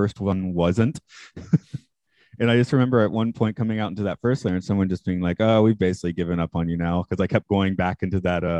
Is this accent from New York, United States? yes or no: no; Atlanta, Georgia, United States; now in Japan; I'm from Atlanta.